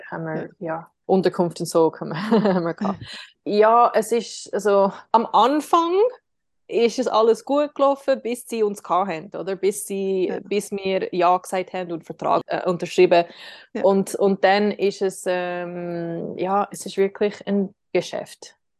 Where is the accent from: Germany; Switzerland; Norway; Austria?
Switzerland; wir können das auch machen als Schweizer